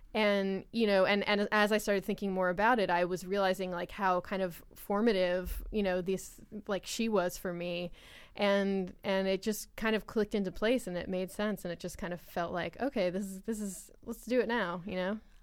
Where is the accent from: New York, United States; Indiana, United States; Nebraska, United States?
New York, United States; Long Island; I'm, I'm from Long Island, and I'm Italian and American